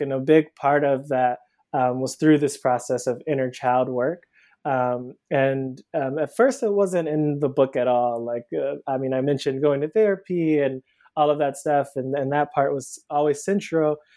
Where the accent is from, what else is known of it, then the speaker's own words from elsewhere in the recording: Cleveland, Ohio, United States; moved away as an adult; now in Brooklyn, United States; I'm originally from Cleveland, Ohio. I live in Brooklyn now. Um, I moved here about 10 years ago um, for undergrad.